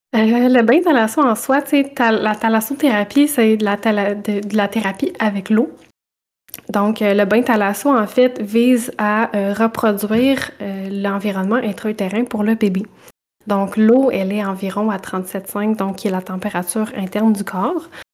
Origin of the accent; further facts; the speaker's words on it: Saint-Boniface, Quebec, Canada; je suis une petite bonifacienne, donc je viens de Saint-Boniface en Mauricie